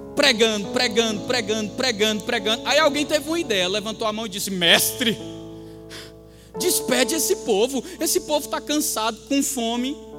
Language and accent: Portuguese; Campina Grande, Paraíba, Brazil; moved away; com 14 anos. Quando eu estava lá em Campina Grande